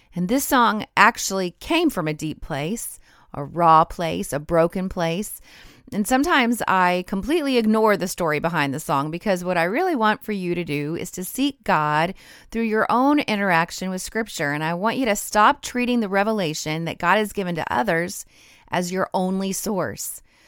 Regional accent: Rocky Mountains, United States; moved away; I grew up in the Rocky Mountains

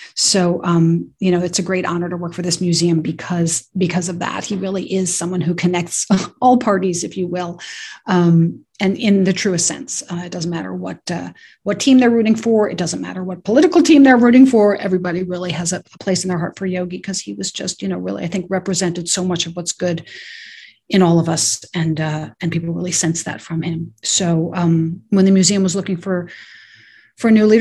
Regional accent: New York City, New York, United States; I grew up in New York City

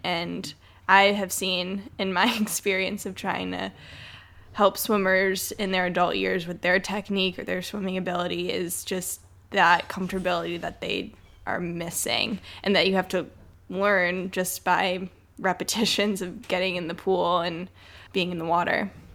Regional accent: Detroit, Michigan, United States; I grew up in Metro Detroit, Michigan in a pretty suburban area

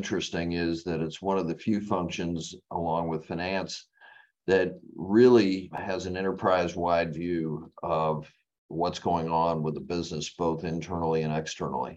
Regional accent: West Palm Beach, Florida, United States; also born or lived in Massachusetts / New Jersey / DeLand, Florida / Auburn, Alabama; I grew up in West Palm Beach, Florida, after living in the Northeast, Massachusetts and New Jersey for, the first 5 years of my life

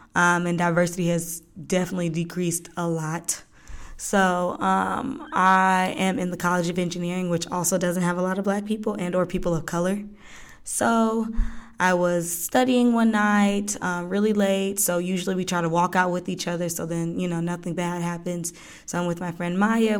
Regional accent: Lithonia, Georgia, United States; also born or lived in Florida; I was born in Florida, but I'm from Latonia, Georgia.

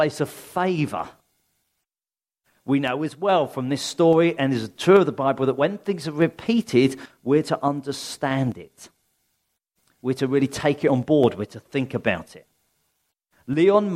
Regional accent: Sussex, South East England, United Kingdom; I'm a country bumpkin, really. I come from Sussex. There's sheep everywhere in Sussex

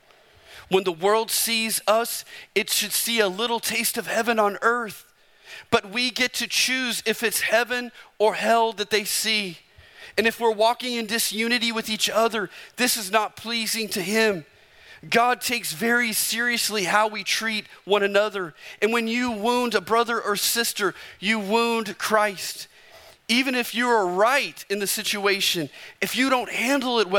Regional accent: Arizona, United States; I'm from Arizona

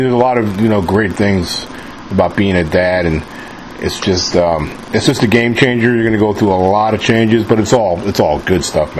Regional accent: New York, United States; now in Mississippi, United States; I live in Mississippi. I'm from New York originally, but I've been living down in the South for like over 20 years now.

